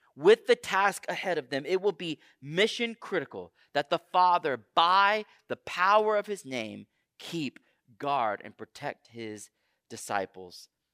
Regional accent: Houston, Texas, United States; moved away; I grew up in Houston, Texas

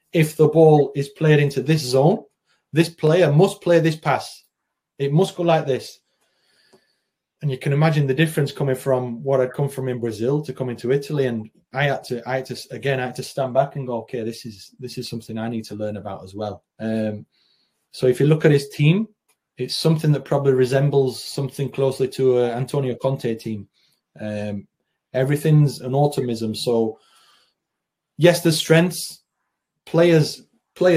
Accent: the north of England, United Kingdom; moved away as an adult; also born or lived in Spain; growing up in Northern England, playing in Northern England as a kid and then into my early 20s

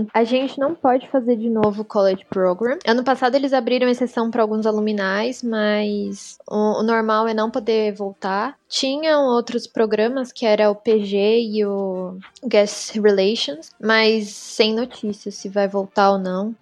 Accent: São Paulo, Brazil; Eu falei: De São Paulo.

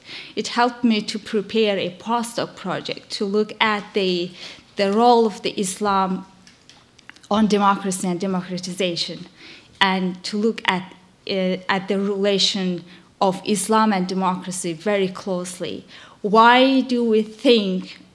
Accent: Azerbaijan; moved away; I'm from Azerbaijan

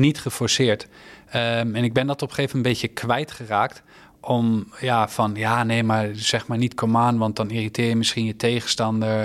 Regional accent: Netherlands; als Nederlander

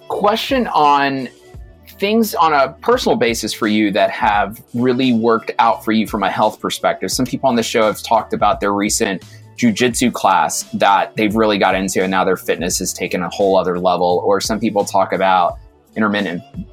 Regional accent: New York City, New York, United States; I was born in Brooklyn

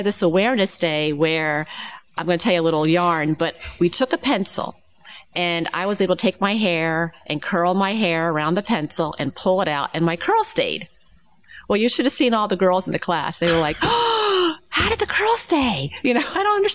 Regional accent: Narberth, Pennsylvania, United States; I'm from Narberth. And Narberth is a suburb of Philadelphia

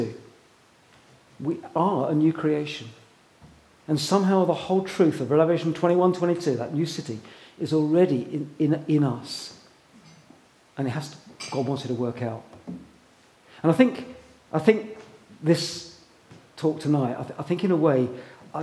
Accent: England, United Kingdom; we're English

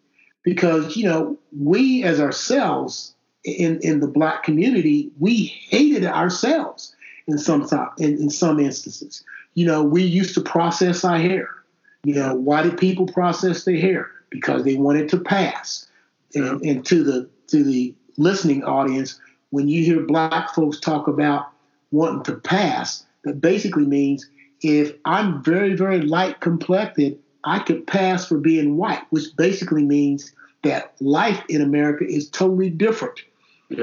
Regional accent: Fort Knox, Kentucky, United States; born there; I was born in Fort Knox.

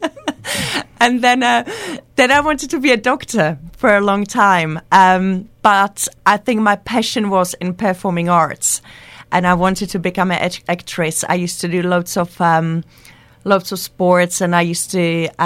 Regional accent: Liberec, Liberec Region, Czechia; English is a second language; now in United Kingdom; Liberec, which is my hometown

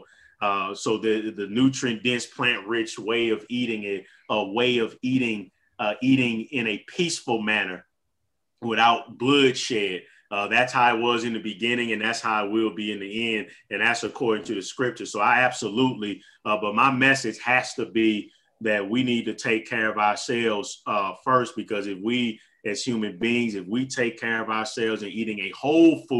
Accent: St. Louis, Missouri, United States; I have been restricted to my hometown of St. Louis, Missouri.

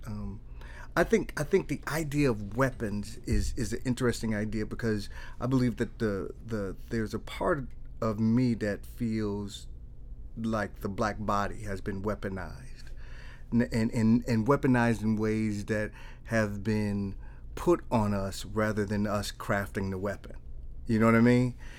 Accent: Milwaukee, Wisconsin, United States; I was born and raised in the east side of Milwaukee.

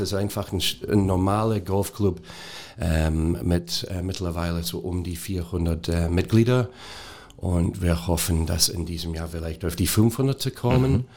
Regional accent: Scotland, United Kingdom; German is a second language; moved away as an adult; also born or lived in Hanover; now in Germany; ich bin seit über 30 Jahren jetzt in Deutschland. Ähm, ich habe meine Ausbildung in Schottland gemacht

